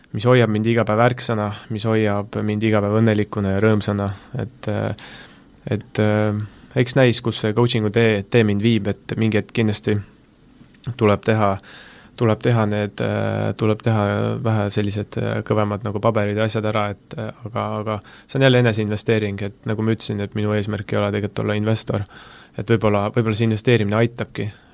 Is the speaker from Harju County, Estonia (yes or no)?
no; Tartu, Tartu County, Estonia; moved away; ma olen Tartust pärit